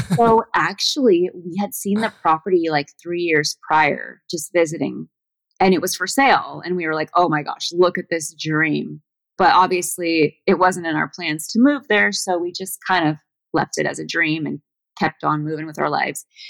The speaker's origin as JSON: {"language": "English", "area": "between Malibu and Los Angeles", "region": "Southern California", "country": "United States", "tie": "born or raised there", "also_born_or_lived": "Washington", "moved": "as an adult", "said": "I was born in Southern California, but I was raised on an ashram"}